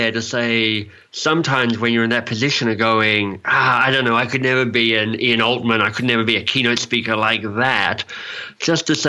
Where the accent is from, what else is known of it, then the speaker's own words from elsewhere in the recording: Australia; accent: Australian; also born or lived in England; now in Canada; I mean, I'm an Australian, so I've got an Australian accent, and I lived in England for a while, so I've got a kind of English accent, and I now live in Canada, so I've kind of got a Canadian accent.